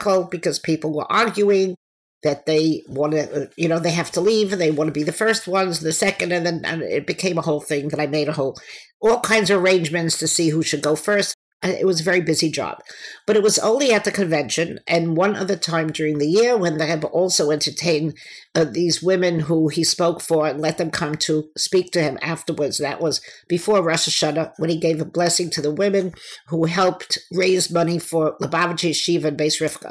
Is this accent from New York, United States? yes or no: yes; New York City, New York, United States; I was born and bred in Brooklyn, in Crown Heights